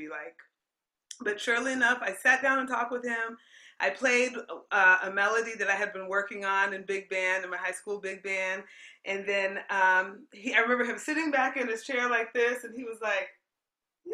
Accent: Aurora, Colorado, United States; moved away; growing up in Aurora, Colorado

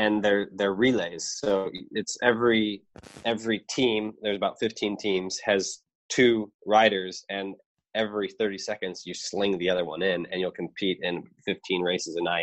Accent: United States; as an American

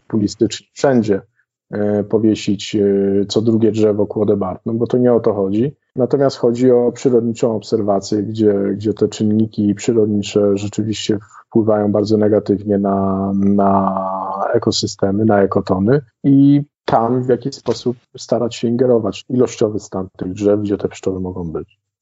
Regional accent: Sudetes, Poland; u nas w Sudetach

